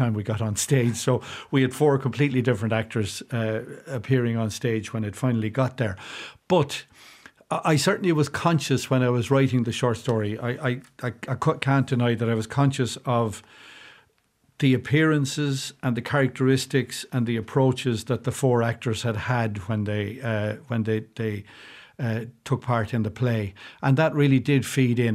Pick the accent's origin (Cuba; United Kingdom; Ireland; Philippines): Ireland; South Kildare, Leinster; moved away as an adult; now in County Carlow, Ireland; I grew up in South Kildare and, and lived there for most of my life before moving way across the border into County Carlow